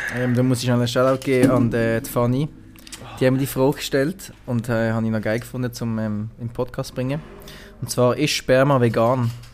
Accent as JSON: {"language": "German", "country": "Switzerland", "said": "als Schweizer"}